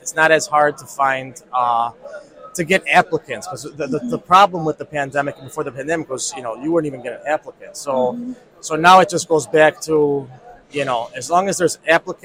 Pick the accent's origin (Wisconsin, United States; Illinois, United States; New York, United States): Illinois, United States; Chicago; We are from Chicago